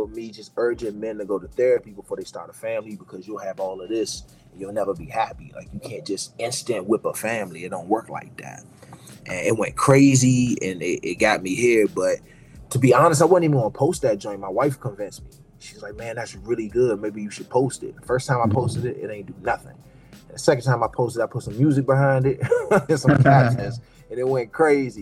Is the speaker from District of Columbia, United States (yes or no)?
yes; Washington, District of Columbia, United States; I'm born and raised in Washington, D.C. and Southeast, which is the poorest quadrant of the city.